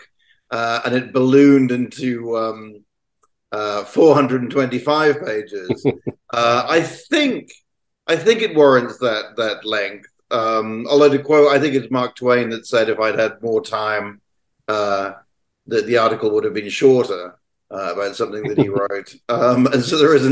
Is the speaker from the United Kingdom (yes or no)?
yes; United Kingdom; obviously I'm British